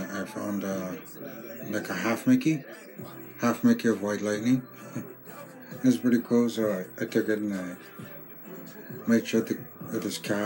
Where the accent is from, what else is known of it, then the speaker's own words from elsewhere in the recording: Greenville, British Columbia, Canada; also born or lived in Terrace, British Columbia; I live in Greenville, BC. I'm originally from Greenville, BC.